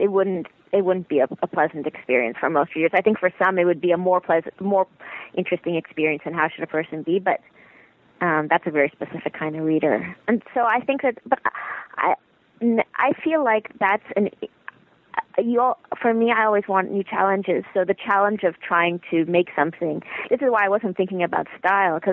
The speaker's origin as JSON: {"language": "English", "town": "Toronto", "region": "Ontario", "country": "Canada", "tie": "born or raised there", "also_born_or_lived": "Montreal"}